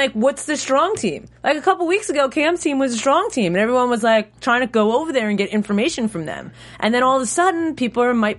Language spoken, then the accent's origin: English; New York, United States; Yeah, I grew up in New York